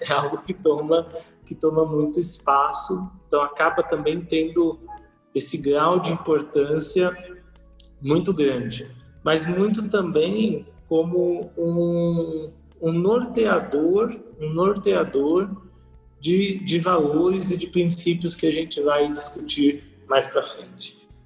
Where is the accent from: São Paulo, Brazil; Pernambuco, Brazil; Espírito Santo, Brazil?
São Paulo, Brazil; also born or lived in Caraguatatuba; nasci em São Paulo, aqui na capital, morei um tempo em Caraguatatuba, depois retornei aqui para São Paulo.